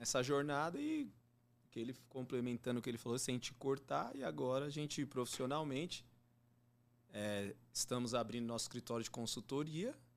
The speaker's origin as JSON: {"language": "Portuguese", "town": "Diadema", "region": "São Paulo", "country": "Brazil", "tie": "born or raised there", "moved": "as an adult", "lives_now": "Jandira, Brazil", "said": "eu moro em Jandira, eu era de Diadema. Eu hum. nasci, fui criado em Diadema"}